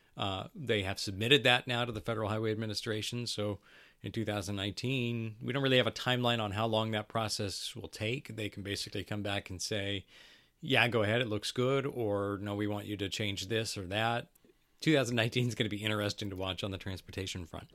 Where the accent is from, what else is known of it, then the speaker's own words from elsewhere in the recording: Battle Ground, Washington, United States; I grew up in Battleground.